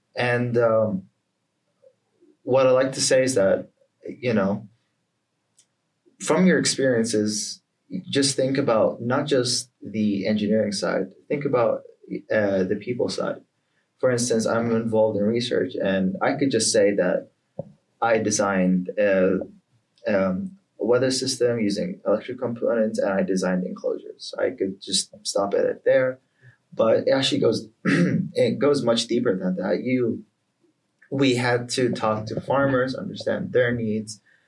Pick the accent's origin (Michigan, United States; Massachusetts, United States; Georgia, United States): Georgia, United States; Atlanta; born there; My family's from Palestinian Jordanian, but I was born in Atlanta, Georgia.